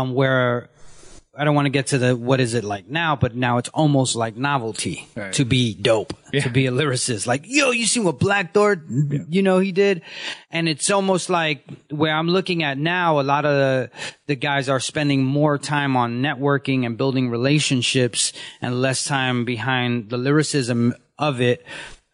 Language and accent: English; New York City, New York, United States; I come from Bushwick before it was gentrified